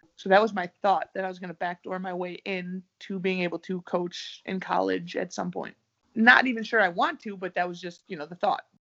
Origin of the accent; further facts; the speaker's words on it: United States; moved away as an adult; also born or lived in Russia / Italy; now in Sweden; I'm American